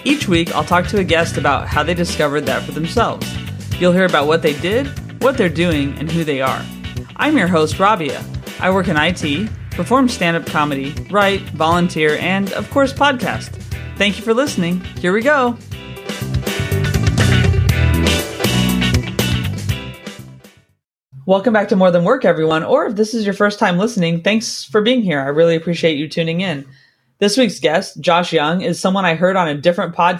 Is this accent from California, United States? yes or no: yes; California, United States; now in London, United Kingdom; I grew up in California